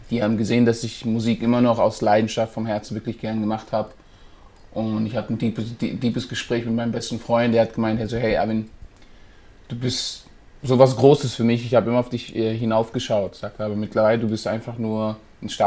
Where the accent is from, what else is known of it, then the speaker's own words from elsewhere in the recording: Rastatt, Baden-Württemberg, Germany; ich bin 25 Jahre, ich komme aus Rastatt.